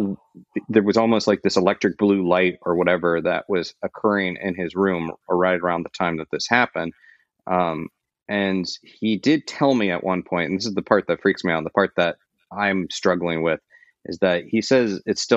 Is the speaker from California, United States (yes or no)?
no; Florida, United States; I grew up in Florida